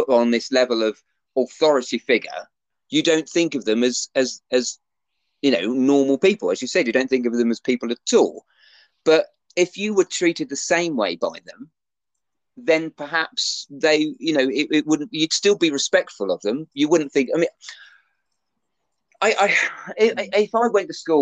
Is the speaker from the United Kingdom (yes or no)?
yes; United Kingdom; as UK British people